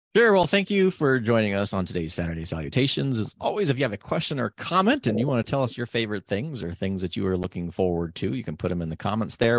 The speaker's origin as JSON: {"language": "English", "region": "Nevada", "country": "United States", "tie": "born or raised there", "moved": "yes", "lives_now": "Oregon, United States", "said": "It's high desert, sort of like where I grew up in Nevada"}